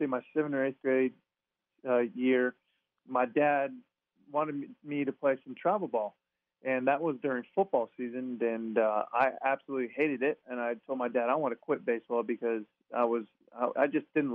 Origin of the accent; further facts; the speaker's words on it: La Mirada, California, United States; I grew up in La Mirada, California.